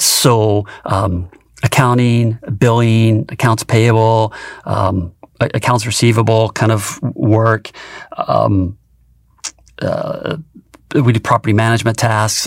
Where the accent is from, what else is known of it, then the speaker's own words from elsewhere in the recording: rural Tennessee, United States; moved away as an adult; I grew up in rural Tennessee on a small farm